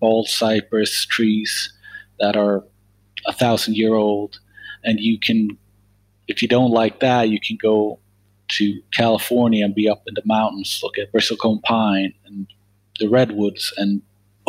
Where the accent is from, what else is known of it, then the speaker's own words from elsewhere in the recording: Sweden; moved away as an adult; now in United States; I'm from Sweden originally.